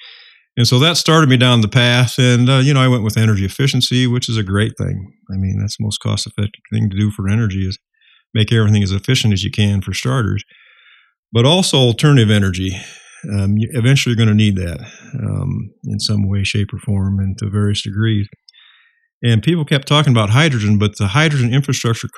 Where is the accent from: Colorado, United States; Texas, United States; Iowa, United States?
Iowa, United States; I was born and raised in Iowa